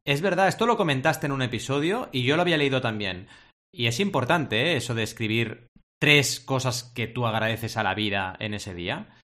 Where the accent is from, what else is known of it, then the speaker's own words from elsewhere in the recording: Barcelona, Catalonia, Spain; also born or lived in Mar del Plata, Argentina; A los ocho años, cuando yo era pequeñito, como dice Adrià cuando habla de su infancia, mis padres viajaron desde Mar del Plata, Argentina, a Barcelona, España